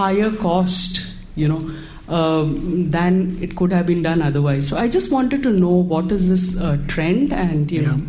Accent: India; I come from India.

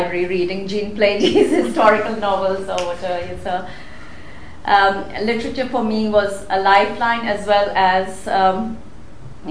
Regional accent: Rome, Lazio, Italy; moved away as an adult; also born or lived in India / London, United Kingdom / Paris, France; now in Manchester, United Kingdom; I grew up in Rome

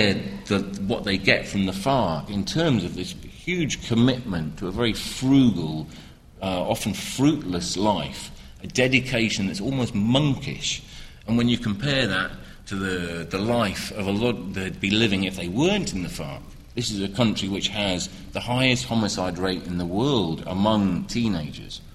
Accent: United Kingdom; As a British person, I saw it with the IRA growing up

